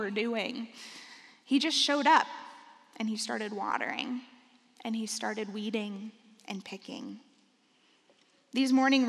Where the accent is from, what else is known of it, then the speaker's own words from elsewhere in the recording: Benton Harbor, Michigan, United States; I come from Benton Harbor, Michigan.